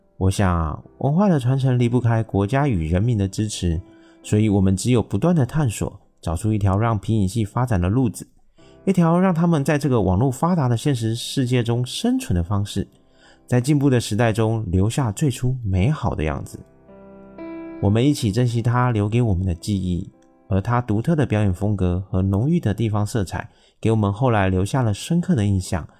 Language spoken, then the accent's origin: Chinese; Taiwan; 我是一位来自台湾喜欢旅行与交朋友的小哥哥